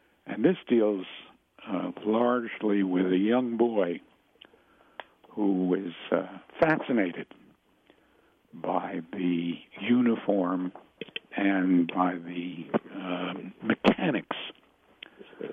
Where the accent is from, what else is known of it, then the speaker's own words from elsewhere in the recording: New York City, New York, United States; I grew up in the Bronx. I was in the West Bronx section, which is to say the concourse